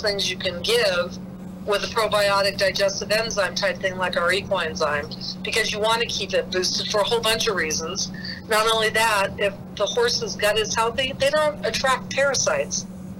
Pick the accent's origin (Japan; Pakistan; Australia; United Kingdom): United Kingdom; I'm also British